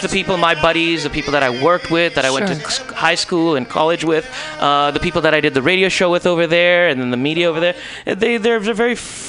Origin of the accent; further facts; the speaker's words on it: India; Because, you know, I'm from India, of like the Hindustan region.